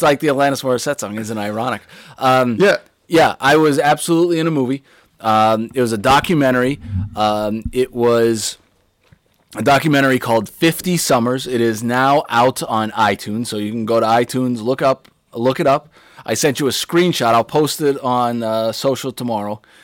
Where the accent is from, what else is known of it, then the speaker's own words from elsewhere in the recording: Pittsburgh, Pennsylvania, United States; I was born in Pittsburgh, Pennsylvania